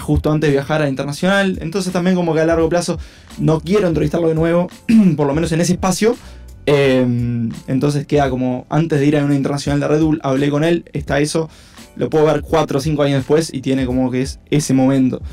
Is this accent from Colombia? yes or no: no; Uruguay; lo que tenemos este, en Uruguay